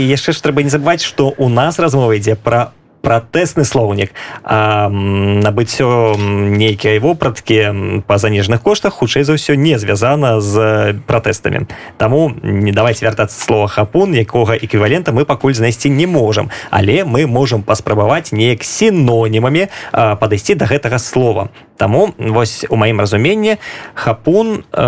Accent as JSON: {"language": "Belarusian", "country": "Belarus", "said": "мы беларусы"}